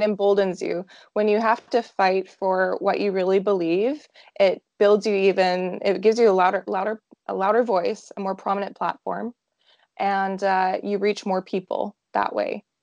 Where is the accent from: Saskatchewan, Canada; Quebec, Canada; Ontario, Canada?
Saskatchewan, Canada; Saskatoon; I am from Saskatoon, Saskatchewan, right in the middle of Canada